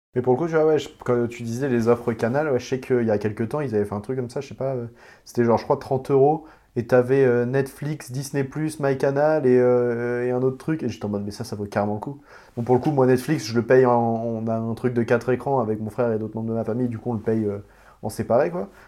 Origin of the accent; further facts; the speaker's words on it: Normandy, France; je viens de Normandie